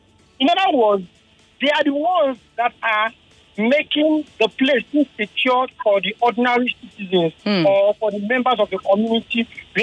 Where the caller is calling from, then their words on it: Lagos, Nigeria; I'm calling from Lekki.